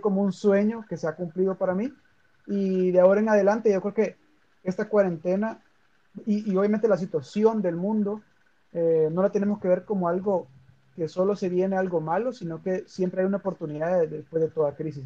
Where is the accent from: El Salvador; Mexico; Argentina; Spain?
El Salvador; cuando yo digo que soy salvadoreño